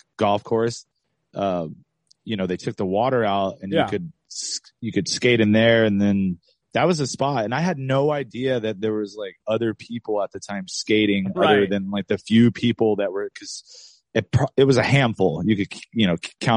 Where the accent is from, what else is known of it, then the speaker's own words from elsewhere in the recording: Lancaster, California, United States; I grew up in Lancaster